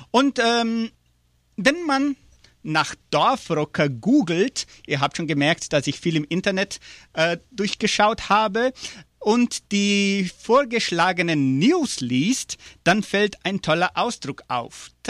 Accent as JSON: {"language": "German", "region": "Entre Ríos", "country": "Argentina", "said": "bei uns ist, wir sind auch aus Entre Rios und fertig."}